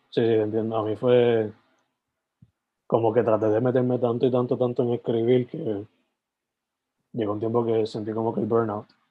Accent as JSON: {"language": "Spanish", "town": "Sabana Grande", "country": "Puerto Rico", "tie": "born or raised there", "also_born_or_lived": "San Germán", "moved": "as an adult", "lives_now": "Carolina, Puerto Rico", "said": "yo soy original de San Germán, like, nacido de San Germán, criado en Sabana Grande, pero me mudé para, para la metro por trabajo y vivo Carolina"}